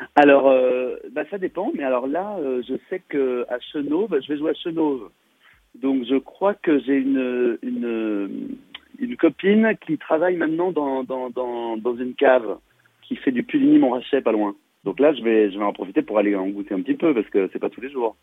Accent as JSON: {"language": "French", "area": "Saône-et-Loire", "region": "Bourgogne-Franche-Comté", "country": "France", "tie": "born or raised there", "said": "j'ai grandi en Saône-et-Loire, ouais. J'ai fait toutes mes études en Saône-et-Loire"}